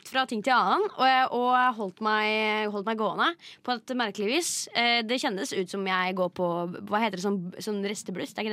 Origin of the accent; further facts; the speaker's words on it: Vestfold, Norway; Jeg sa Gæli, rett og slett. Det er fordi jeg er fra Indre Vestfold.